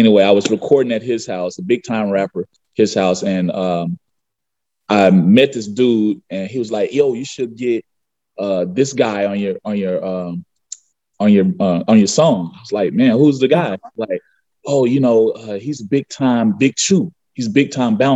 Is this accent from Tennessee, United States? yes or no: yes; Memphis, Tennessee, United States; also born or lived in Arkansas; I'm from Memphis, Tennessee, South Memphis, Tennessee